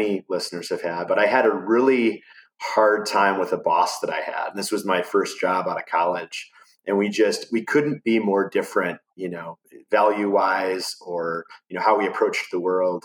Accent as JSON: {"language": "English", "country": "United States", "tie": "born or raised there", "moved": "as an adult", "lives_now": "Asheville, United States", "said": "I grew up kind of near Chicago, in between Milwaukee and Chicago"}